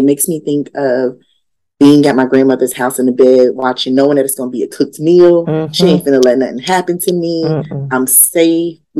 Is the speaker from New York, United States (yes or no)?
yes; Yonkers, New York, United States; I grew up in Yonkers